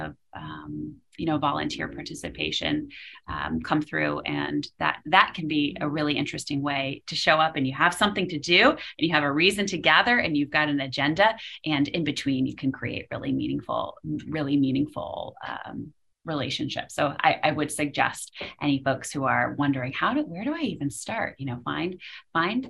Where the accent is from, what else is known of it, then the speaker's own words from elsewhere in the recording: Western Massachusetts, United States; also born or lived in Philadelphia; I grew up in Western Mass